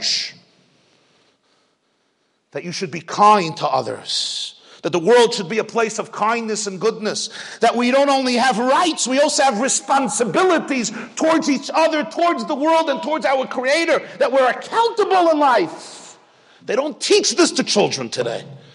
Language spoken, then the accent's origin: English; New York City, New York, United States; I grew up in Brooklyn